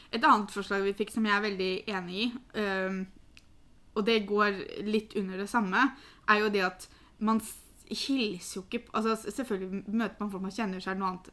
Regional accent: Norway; som nordmenn

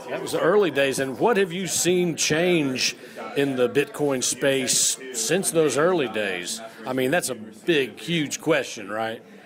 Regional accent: Indiana, United States; now in Nashville, United States; I'm from Indiana

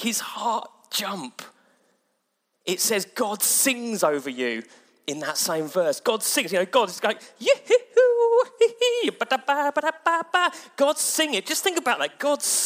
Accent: Mid-Sussex, South East England, United Kingdom; moved away; I come from Mid-Sussex where it's all rural

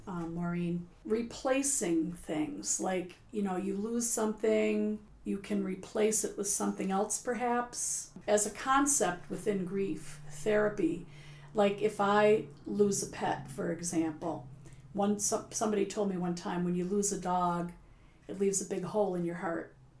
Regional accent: Buffalo, New York, United States; now in Cape Cod, United States; I'm from Buffalo

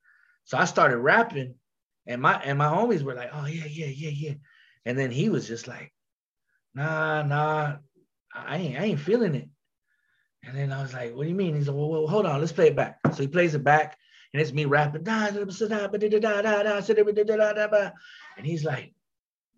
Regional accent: Glendale, Arizona, United States; We're from Glendale, Arizona. So we call it G City.

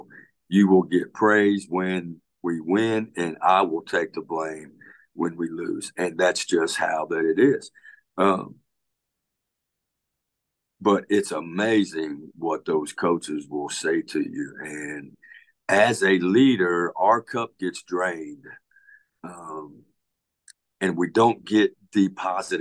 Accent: Pasadena, Texas, United States; I grew up in Pasadena, Texas

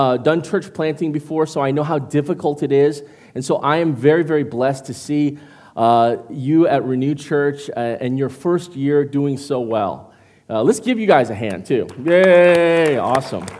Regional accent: Midwest, United States; I come from the Midwest, and so growing up with white people all my life

